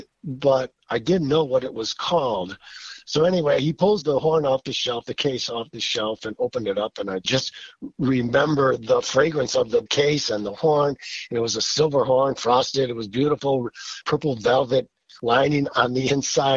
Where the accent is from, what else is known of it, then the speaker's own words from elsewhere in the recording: Milwaukee, Wisconsin, United States; Growing up in Milwaukee, sitting between my folks, my parents, probably 5 or 6 years old